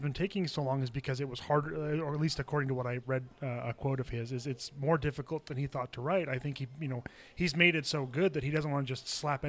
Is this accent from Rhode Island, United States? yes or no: no; Salt Lake Valley, Utah, United States; when I was a kid, I grew up here in the Salt Lake Valley.